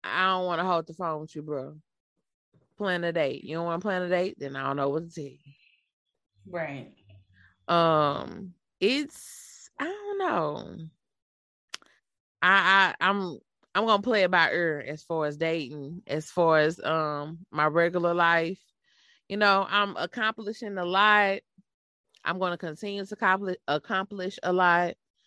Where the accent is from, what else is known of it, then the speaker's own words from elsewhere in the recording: St. Louis, Missouri, United States; accent: country; I'm from St. Louis, born and raised. I'm just a little country.